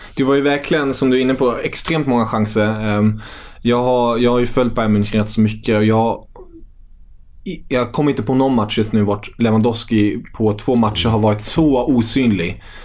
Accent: Kalmar, Kalmar County, Sweden; moved away as an adult; now in Stockholm, Sweden; jag är uppvuxen i, i Kalmar

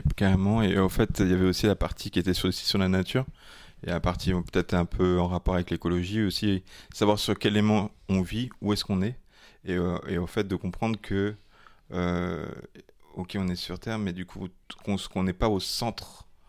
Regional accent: Gabon; moved away; mon enfance quand j'étais au Gabon

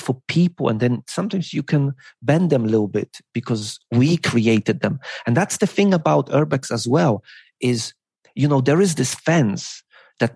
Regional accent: Poland; English is a second language; moved away as an adult; also born or lived in United Kingdom; now in Beijing, China; I kind of like abandoned my home and my family, because I grew up in Poland

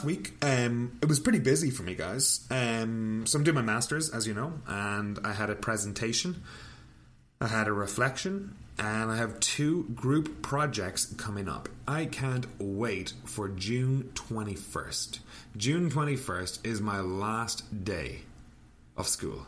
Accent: Ireland; now in Canada; now I'm living in Canada. I'm from Ireland

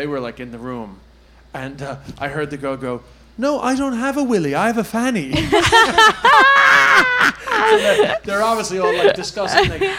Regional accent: Flushing, New York, United States; I'm from Flushing, by the way.

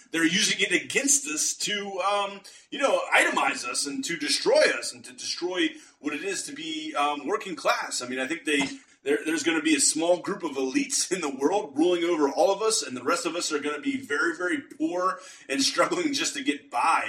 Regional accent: Pittsburgh, Pennsylvania, United States; I'm from the Pittsburgh area, Western Pennsylvania.

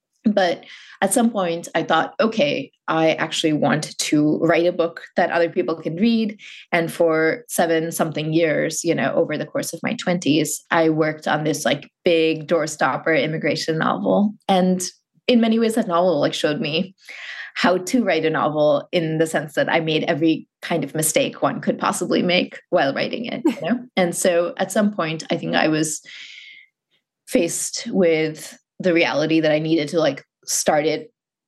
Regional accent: Muscat, Oman; born or raised there

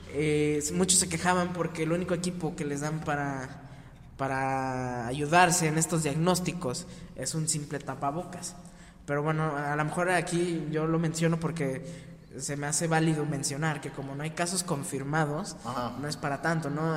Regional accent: Mexico; nosotros como mexicanos

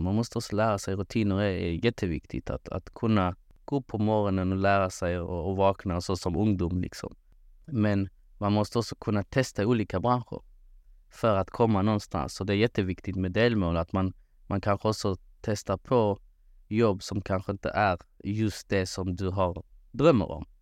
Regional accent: Malmö, Skåne, Sweden; moved away as an adult; now in Kristianstad, Sweden; född och uppvuxen i Malmö

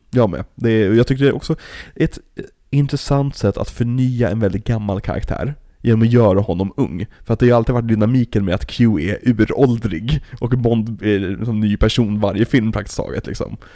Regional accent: Sweden; oss som svenskar

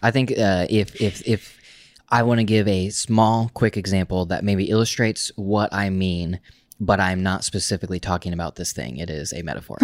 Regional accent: Oklahoma, United States; moved away as an adult; also born or lived in Tulsa, Oklahoma / New York / Portland; we grew up in Oklahoma, specifically in a small town in Oklahoma

